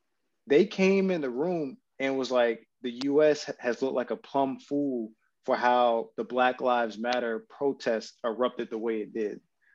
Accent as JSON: {"language": "English", "country": "Japan", "tie": "born or raised there", "said": "this is just from my time growing up in Japan and just being around not only just Japanese but Filipino people as well"}